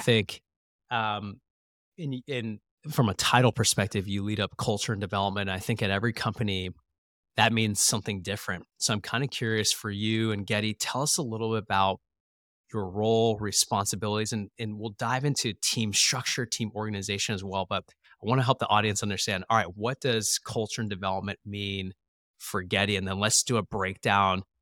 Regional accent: Phoenix, Arizona, United States; moved away; my hometown where I grew up

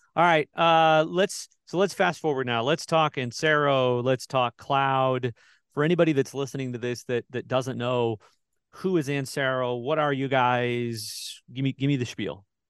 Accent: Midwest, United States; I grew up in the Midwest.

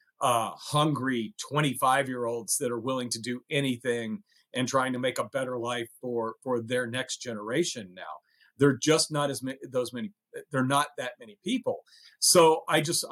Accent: Tennessee, United States; accent: Tennessee; moved away; also born or lived in Chicago; my Tennessee accent

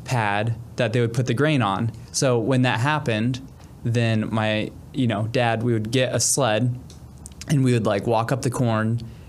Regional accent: Peoria, Illinois, United States; I grew up in Peoria, not too far from here.

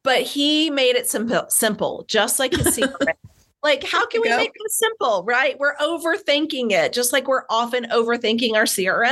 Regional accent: Columbia, South Carolina, United States; now in Phoenix, United States; my hometown of Columbia, South Carolina

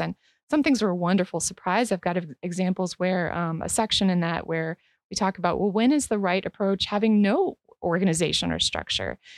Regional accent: Northeast Ohio, United States; moved away; originally, I'm from Northeast Ohio

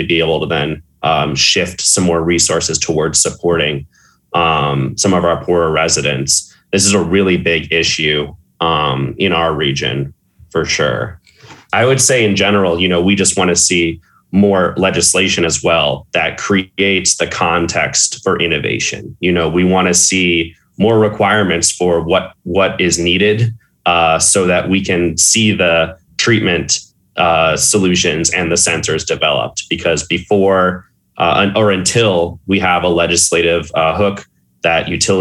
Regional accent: St. Louis, Missouri, United States; moved away as an adult; also born or lived in Oberlin, Ohio; now in Cleveland, United States; I'm originally from St. Louis, Missouri, a very similar city, but instead of a Great Lake, we have a really dirty river

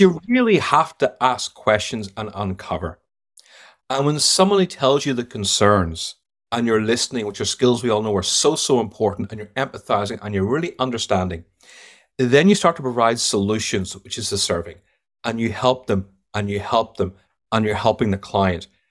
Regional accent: Ireland; accent: Irish; moved away as an adult; also born or lived in London / United States; now in United Kingdom; I worked 25 years in London, but I grew up in Ireland, so I'm a bit of both.

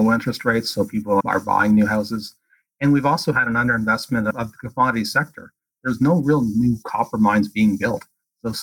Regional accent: Canada; being Canadian

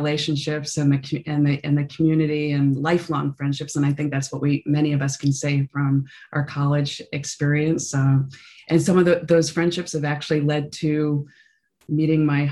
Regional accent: South Florida, United States; also born or lived in New York; I was born in New York, but then was in high school in South Florida. My dad was an IBMer and got relocated down there. So middle school and high school was in South Florida

